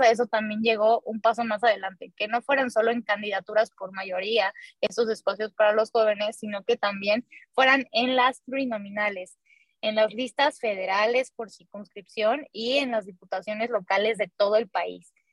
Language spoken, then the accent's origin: Spanish; Mexico; en nuestro país